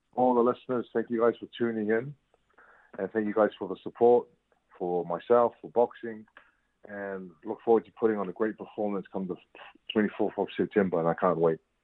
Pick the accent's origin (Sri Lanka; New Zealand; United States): New Zealand; moved away as an adult; now in United Kingdom; I'm from New Zealand